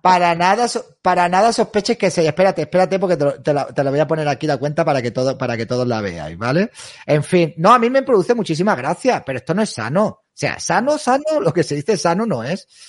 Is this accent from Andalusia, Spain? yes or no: yes; Andalusia, Spain; yo soy andaluz